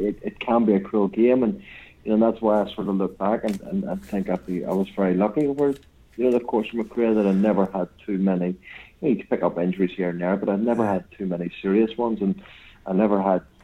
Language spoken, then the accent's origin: English; Northern Ireland, United Kingdom; moved away; also born or lived in Newcastle / Blackburn; we're both from Northern Ireland